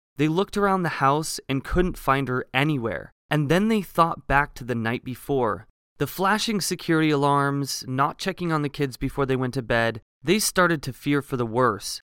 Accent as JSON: {"language": "English", "region": "Oregon", "country": "United States", "tie": "born or raised there", "said": "I grew up in Oregon, so the coast was, the coast for me was about forty minutes away"}